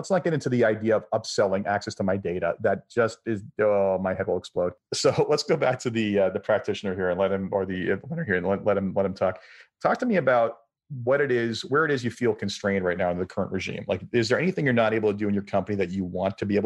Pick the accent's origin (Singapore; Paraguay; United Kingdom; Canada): Canada; I'm Canadian.